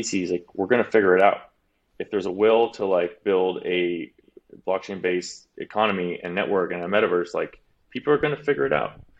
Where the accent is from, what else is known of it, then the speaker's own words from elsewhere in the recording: Vancouver, British Columbia, Canada; moved away as an adult; also born or lived in Los Angeles / San Francisco; I grew up in Vancouver, Canada, which, you know, at 18, I made the bold decision to go to school in America